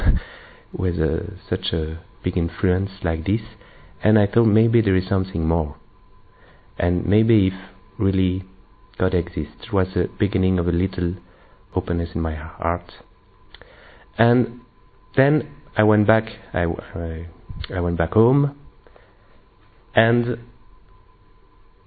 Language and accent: English; Belgium; I'm from Belgium